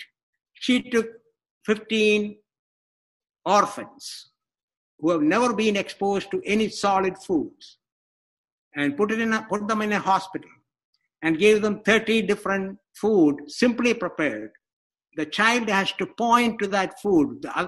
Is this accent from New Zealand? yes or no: no; India; moved away; I grew up in India